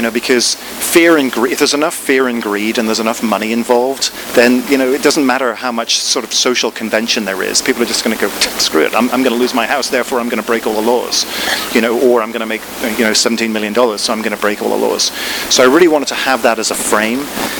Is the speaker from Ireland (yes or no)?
yes; Ireland; So I was brought up in Ireland in the Protestant tradition, pretty much.